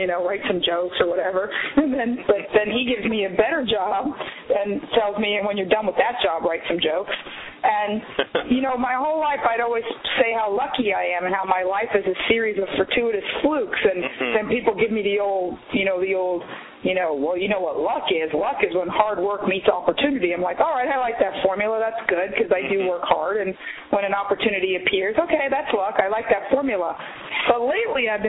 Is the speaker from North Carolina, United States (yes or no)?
no; Miami, Florida, United States; moved away as an adult; now in Los Angeles, United States; I was raised in Miami